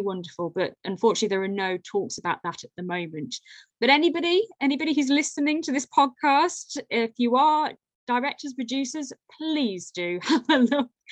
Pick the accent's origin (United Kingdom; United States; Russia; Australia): United Kingdom; Lichfield, West Midlands; I'm from Lichfield in Staffordshire, so a Georgian city.